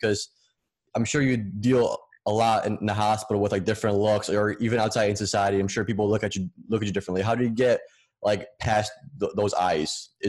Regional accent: Poland; moved away; We came from Poland, and like our parents' main goal was, you know, once you're 16 or 15, you get a job.

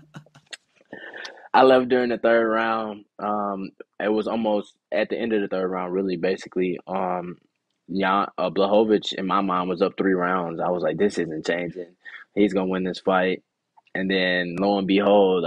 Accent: United States; being from America

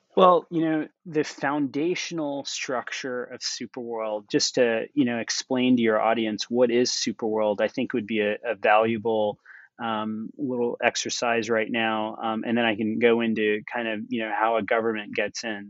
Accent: United States; moved away; also born or lived in India / New York; I grew up in the United States

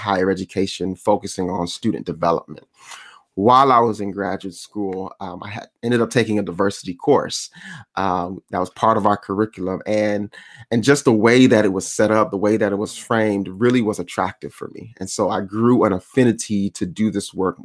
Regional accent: Miami, Florida, United States; I'm originally from Florida, Miami, Florida

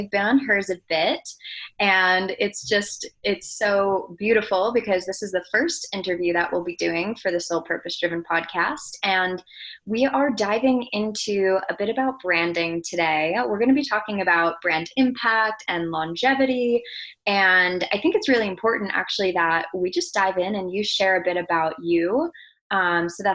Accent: New York, United States; I'm from New York

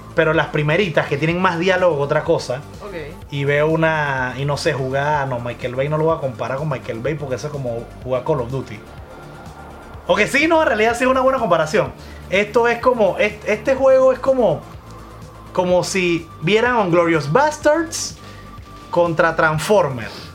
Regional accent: Panama; En Panamá, acuérdense que somos de Panamá

